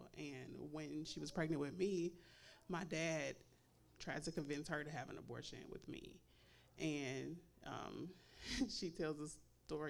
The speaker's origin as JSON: {"language": "English", "town": "Chicago", "region": "Illinois", "country": "United States", "said": "I'm from Chicago"}